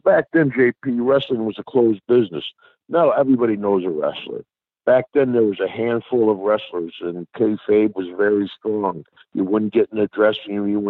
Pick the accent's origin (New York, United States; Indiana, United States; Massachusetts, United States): New York, United States; I grew up in the States. It's called Mayberry, a TV show.